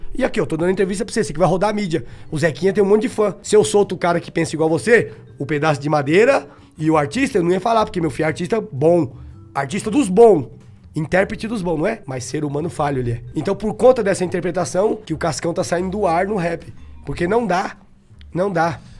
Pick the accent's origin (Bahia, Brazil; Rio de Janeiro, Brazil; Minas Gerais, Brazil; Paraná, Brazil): Bahia, Brazil; Eu sou o baiano. É. Não quero ser nada mais do que baiano.